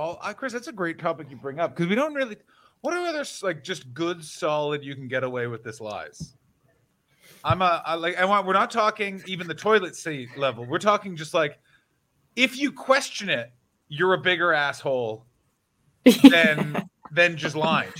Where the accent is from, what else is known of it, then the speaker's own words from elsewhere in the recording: Canada; This is why being Canadian is.